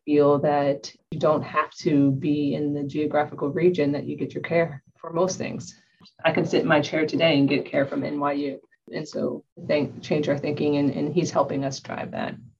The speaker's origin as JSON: {"language": "English", "region": "Ohio", "country": "United States", "moved": "yes", "said": "I'm originally from Ohio."}